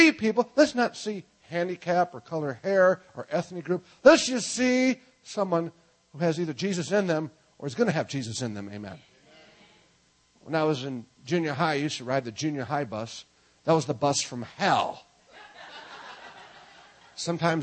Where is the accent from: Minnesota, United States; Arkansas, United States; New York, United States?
Minnesota, United States; I'm from Minnesota